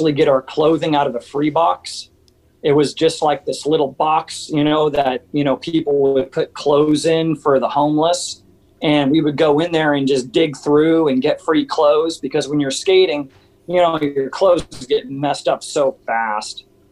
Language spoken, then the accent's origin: English; Santa Barbara, California, United States; also born or lived in Santa Paula, California; moved to Santa Barbara when I was about 6 or 7 years old.